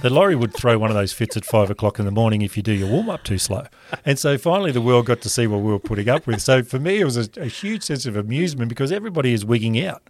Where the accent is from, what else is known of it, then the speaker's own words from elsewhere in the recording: Rockhampton, Queensland, Australia; growing up in Rockhampton